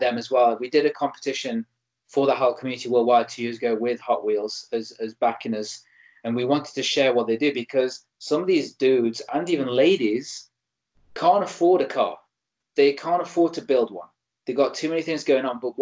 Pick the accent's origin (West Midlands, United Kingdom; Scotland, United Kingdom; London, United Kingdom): West Midlands, United Kingdom; Stoke-on-Trent; my hometown in Stoke-on-Trent in North England